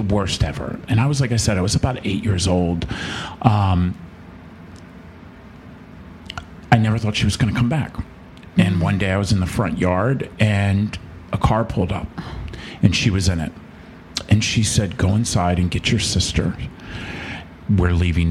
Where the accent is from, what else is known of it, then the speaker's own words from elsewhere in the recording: North Carolina, United States; also born or lived in Richmond, Virginia / Manassas, Virginia / Maryland; I actually grew up in the Carolinas. So we started I was born in Richmond, Virginia, but we started our journey in North Carolina as a little boy